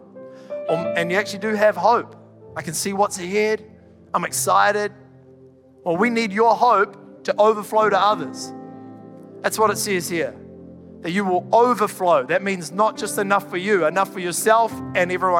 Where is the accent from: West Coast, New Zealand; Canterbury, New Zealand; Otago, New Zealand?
Canterbury, New Zealand; I'm from Canterbury